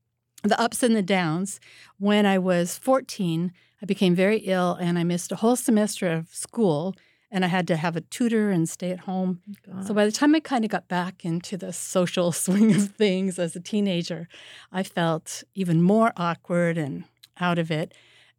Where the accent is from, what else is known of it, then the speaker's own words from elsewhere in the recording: Santa Ana, California, United States; also born or lived in Wisconsin; Right in Orange County, California. I was born in Wisconsin, but we moved to Santa Ana, California, when I was 5, because my dad became the very first teacher in the Irvine School District.